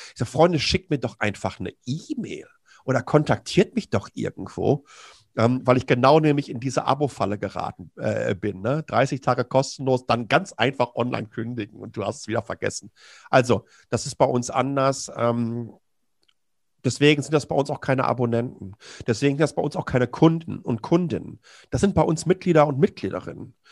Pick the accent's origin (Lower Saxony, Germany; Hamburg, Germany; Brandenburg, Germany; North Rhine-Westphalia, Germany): North Rhine-Westphalia, Germany; Ruhr area; Ich komme ja direkt aus dem Ruhrgebiet